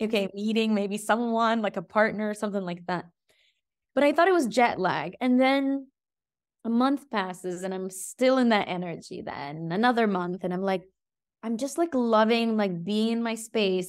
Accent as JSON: {"language": "English", "country": "Egypt", "tie": "born or raised there", "moved": "yes", "lives_now": "Greece", "said": "my hometown, Egypt"}